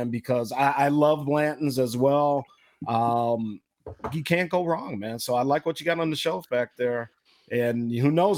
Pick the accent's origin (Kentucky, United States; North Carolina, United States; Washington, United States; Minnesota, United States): Minnesota, United States; Growing up in Minnesota